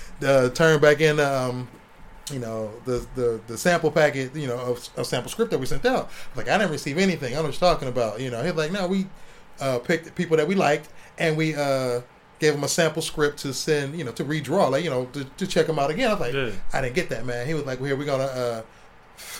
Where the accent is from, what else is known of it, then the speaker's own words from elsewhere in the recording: Ohio, United States; moved away; I'm coming from Ohio. I was 21, turning 21